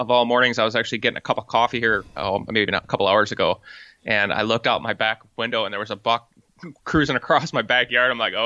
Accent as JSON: {"language": "English", "town": "Grand Haven", "region": "Michigan", "country": "United States", "tie": "born or raised there", "moved": "as an adult", "lives_now": "Iowa, United States", "said": "I basically am born and raised in Grand Haven, Michigan."}